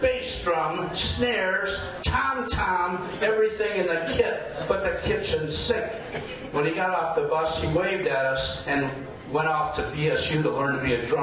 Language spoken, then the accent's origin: English; Detroit, Michigan, United States; moved away as an adult; now in Portland, United States; I'm from Detroit